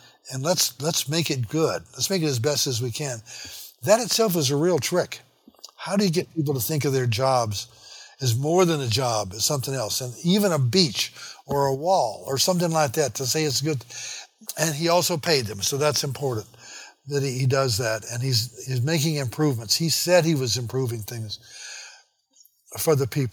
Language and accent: English; Memphis, Tennessee, United States; My hometown of Memphis, crisscrossed with big streets